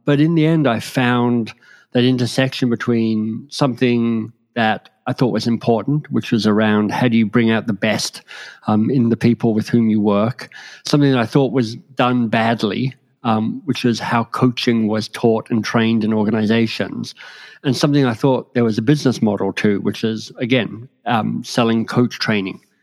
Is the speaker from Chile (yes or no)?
no; Australia; moved away as an adult; also born or lived in Oxford, England / London, England / Boston, United States; now in Toronto, Canada; I grew up in Australia and was pretty happy there. But, um, in my mid 20s won a scholarship that took me to England